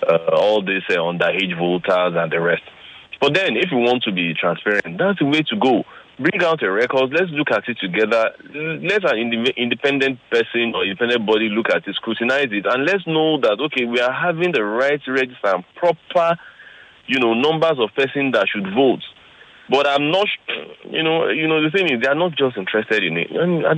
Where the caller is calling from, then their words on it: Ikorodu, Lagos, Nigeria; I'm calling from Korodo.